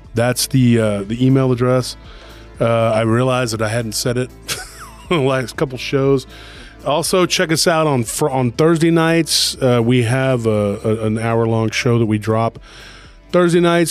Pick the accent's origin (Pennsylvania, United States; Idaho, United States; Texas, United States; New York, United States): Texas, United States; I was from Texas